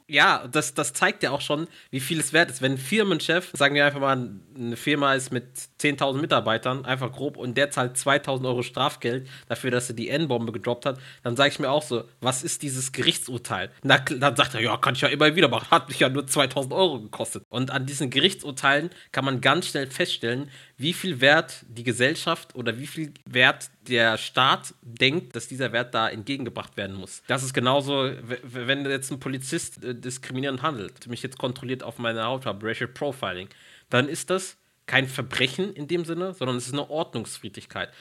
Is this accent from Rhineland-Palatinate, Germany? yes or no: yes; Mainz, Rhineland-Palatinate, Germany; die Stadt, aus der ich komme, dann sagst du Mainz